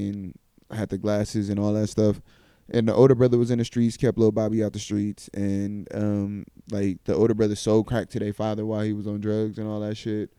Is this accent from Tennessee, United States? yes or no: yes; Tennessee, United States; I was raised in Tennessee.